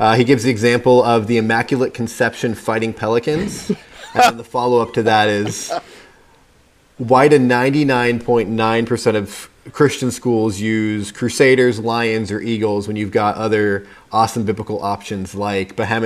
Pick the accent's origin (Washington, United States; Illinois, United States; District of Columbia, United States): Illinois, United States; Wheaton; now in California, United States; I was born in Wheaton, Illinois. So I haven't been in California my whole life.